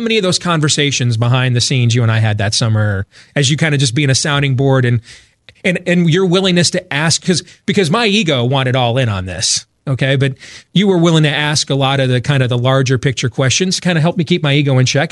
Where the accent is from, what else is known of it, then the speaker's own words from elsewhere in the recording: Grand Rapids, Michigan, United States; now in Des Moines, United States; I grew up in Grand Rapids, Michigan